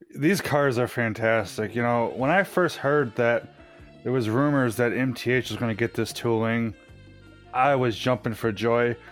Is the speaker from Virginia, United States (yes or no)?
no; New York, United States; I'm from New York